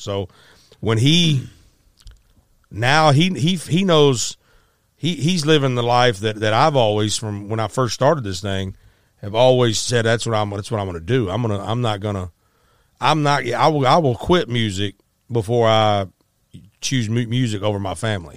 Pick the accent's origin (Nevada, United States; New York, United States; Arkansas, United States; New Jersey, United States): Arkansas, United States; also born or lived in Memphis, Tennessee; in Arkansas where we grew up